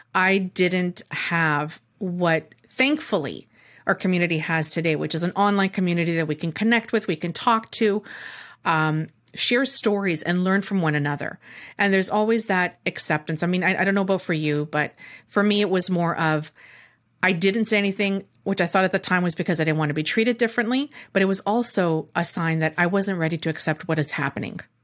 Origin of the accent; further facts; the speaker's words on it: Canada; Me being the Canadian